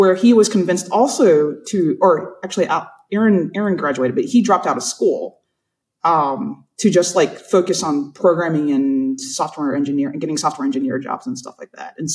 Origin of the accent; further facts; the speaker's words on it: South Carolina, United States; I'm from South Carolina. So like that's my world.